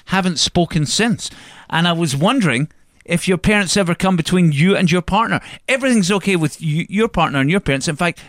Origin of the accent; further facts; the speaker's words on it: Kilbarchan, Scotland, United Kingdom; you're from Eldersley, which is like the village next to me, because I'm from Kilbarkin.